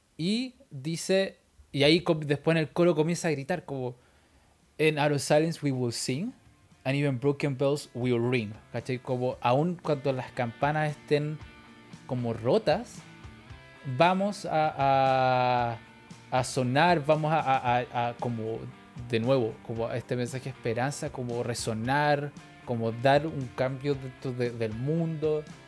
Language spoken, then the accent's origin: Spanish; Chile; por azar de la vida, por cosas del universo, soy chileno